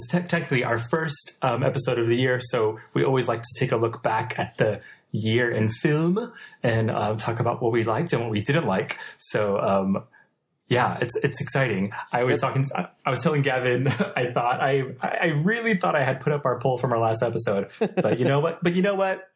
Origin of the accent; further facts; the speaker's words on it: Texas, United States; moved away; my hometown